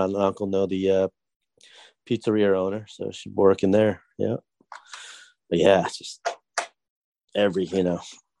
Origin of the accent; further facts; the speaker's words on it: Boston, Massachusetts, United States; I grew up in Boston.